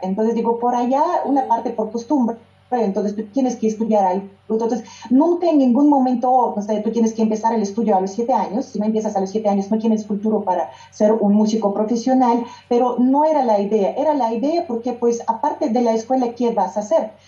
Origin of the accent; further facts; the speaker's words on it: Yekaterinburg, Sverdlovsk Oblast, Russia; first language Russian; Spanish is a second language; moved away as an adult; now in Mexico; mi ciudad natal, Ekaterinburg